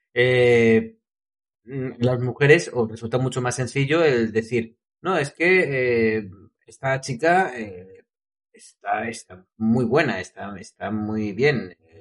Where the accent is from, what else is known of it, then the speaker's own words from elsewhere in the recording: Madrid, Community of Madrid, Spain; Yo soy de Madrid